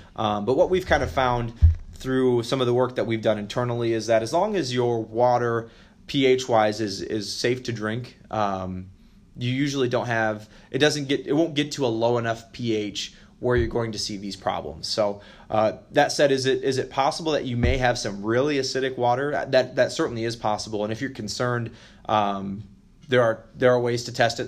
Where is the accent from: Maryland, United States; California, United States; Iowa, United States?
Iowa, United States; Western; I grew up in Western Iowa